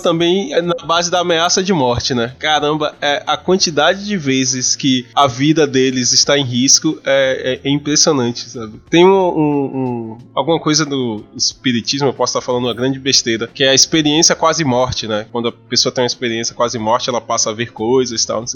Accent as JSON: {"language": "Portuguese", "town": "Salvador", "region": "Bahia", "country": "Brazil", "tie": "born or raised there", "said": "A minha infância em Cavaleiros do Zodíaco foi em Salvador"}